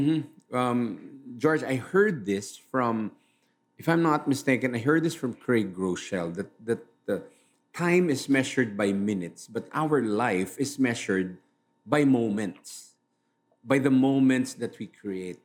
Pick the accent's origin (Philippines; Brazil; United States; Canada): Philippines; Manila, Metro Manila; I'm from Manila